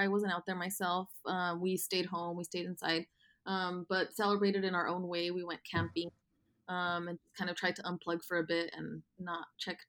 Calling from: Los Angeles, California, United States; So I am calling from Los Angeles. I live in a neighborhood called Mar Vista. It's close to Culver City and Venice.

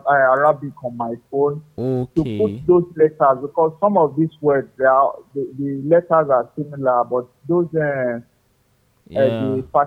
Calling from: Nigeria; I'm calling from Nigeria.

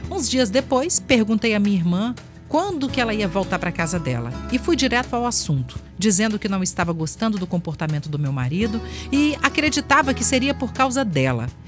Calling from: Nova Almeida, Espírito Santo, Brazil; sou de Nova Almeida e adoro seu programa.

